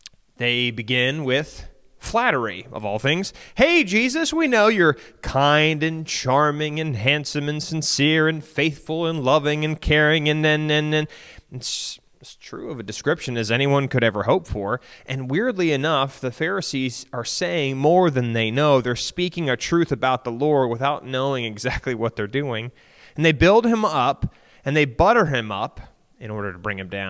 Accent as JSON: {"language": "English", "country": "United States", "said": "for a whole lot of us American Christians"}